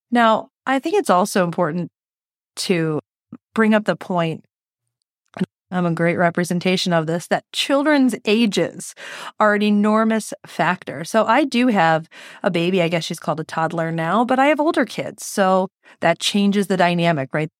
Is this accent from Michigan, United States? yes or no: yes; Detroit, Michigan, United States; I'm from Detroit